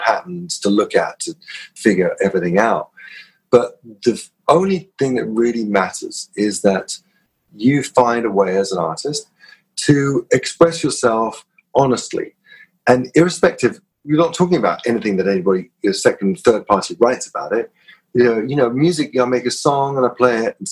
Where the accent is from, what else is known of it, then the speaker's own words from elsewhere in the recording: London, United Kingdom; I grew up in North London, you know, Kilburn, Swiss Cross, where I grew up